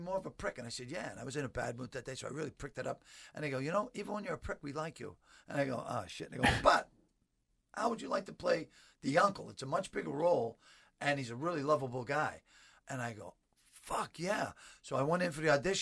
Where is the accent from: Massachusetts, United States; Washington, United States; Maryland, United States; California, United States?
Massachusetts, United States; Boston; I was from Boston